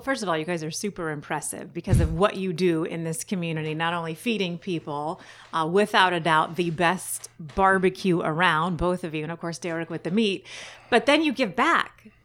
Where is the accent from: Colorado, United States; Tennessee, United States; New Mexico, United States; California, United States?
California, United States; San Diego County; also born or lived in Fallbrook / Carlsbad / Bonita / Chula Vista; I grew up all over San Diego County